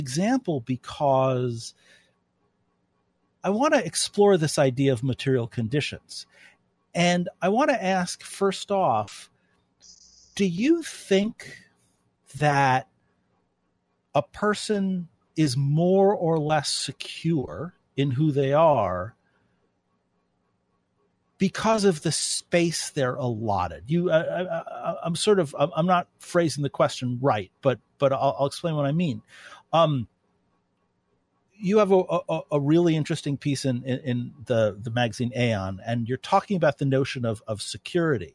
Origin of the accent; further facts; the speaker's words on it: New York City, New York, United States; moved away as an adult; also born or lived in North Dakota; now in Grand Forks, United States; living in North Dakota after growing up in New York City